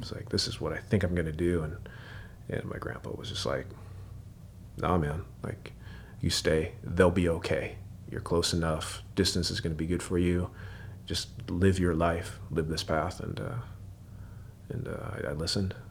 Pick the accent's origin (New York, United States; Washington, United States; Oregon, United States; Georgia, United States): Washington, United States; Seattle; moved away as an adult; now in Portland, United States; Grew up, uh, Seattle, Washington. Um, born and raised